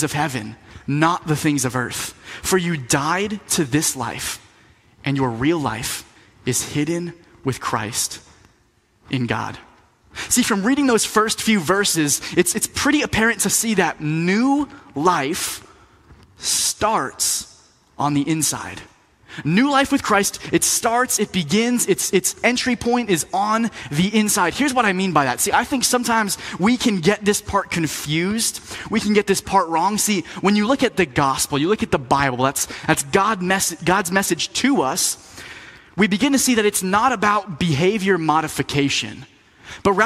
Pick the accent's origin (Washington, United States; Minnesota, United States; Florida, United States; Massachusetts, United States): Florida, United States; moved away as an adult; also born or lived in Tampa, Florida / Lynchburg, Virginia; now in North Carolina, United States; I grew up in Florida, so I'm used to warm weather